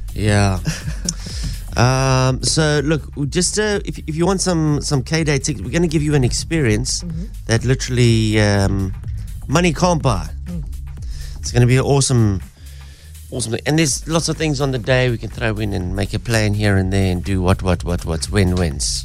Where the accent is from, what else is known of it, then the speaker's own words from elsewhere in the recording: Durban, KwaZulu-Natal, South Africa; moved away; growing up in Durban, being a surfer